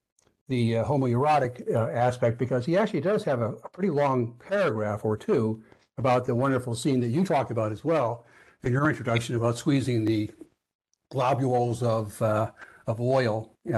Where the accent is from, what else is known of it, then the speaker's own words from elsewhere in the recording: Connecticut, United States; Well, I should mention that I'm from Connecticut, so of course we're natural enemies